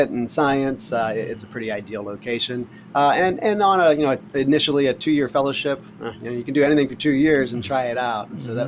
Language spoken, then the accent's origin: English; Pittsburgh, Pennsylvania, United States; born there; now in Hawaii, United States; I was born in Pittsburgh, Pennsylvania, lived up and down the East Coast most of my life